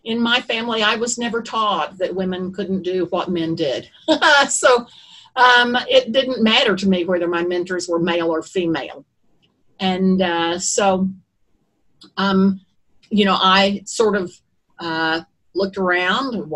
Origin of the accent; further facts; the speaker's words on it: Eufaula, Oklahoma, United States; I grew up in Eufaula, Oklahoma